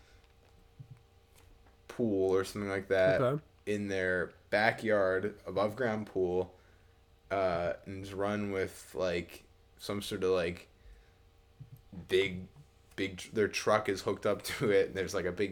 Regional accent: Midwest, United States; I'm from the Midwest

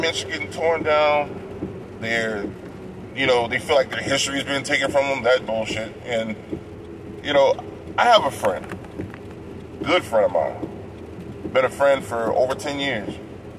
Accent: San Bernardino, California, United States; moved away as an adult; also born or lived in New Iberia, Louisiana / Broussard, Louisiana / Lafayette, Louisiana; I'm from California, born and raised, San Bernardino, California.

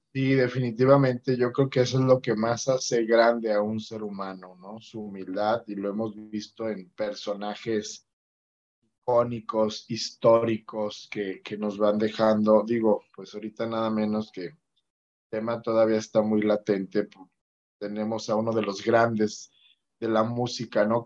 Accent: Mexico; como mexicanos

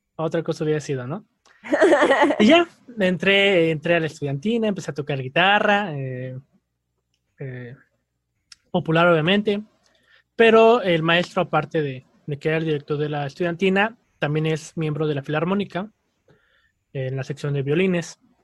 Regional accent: Querétaro, Mexico; also born or lived in Mexico City; soy de la Ciudad de México, pero muy joven, muy niño, eh, nos mudamos a Querétaro

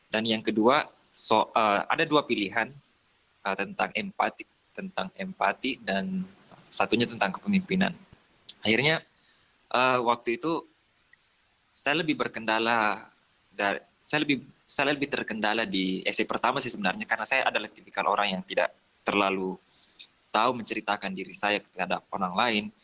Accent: Soppeng, South Sulawesi, Indonesia; now in Makassar, Indonesia; Saya tinggal di Makassar. Hmm. Saya berasal dari Kabupaten Sopeng itu 4 jam dari Makassar.

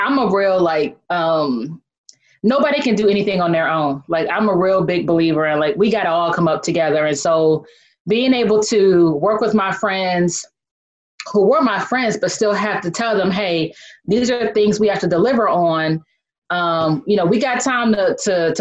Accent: Bedford Heights, Ohio, United States; I'm from Cleveland, Ohio, and specifically a little town called Bedford Heights, right outside of Cleveland

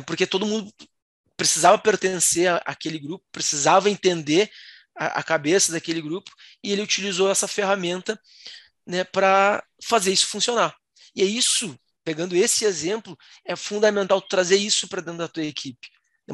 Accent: Rio Grande do Sul, Brazil; eu sou do Rio Grande do Sul

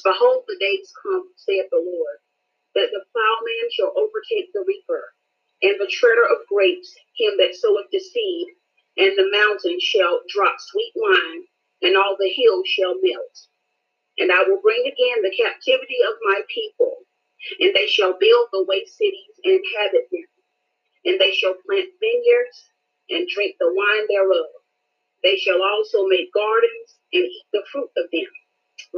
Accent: North Carolina, United States; I'm from North Carolina

